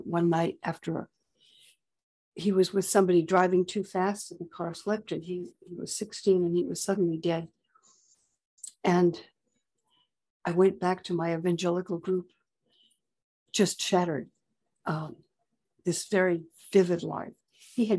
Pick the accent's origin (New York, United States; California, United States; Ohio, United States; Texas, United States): California, United States; Growing up in California